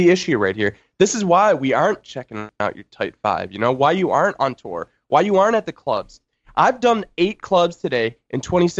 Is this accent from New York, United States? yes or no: yes; Cheektowaga, New York, United States; I'm from Cheektowaga, New York.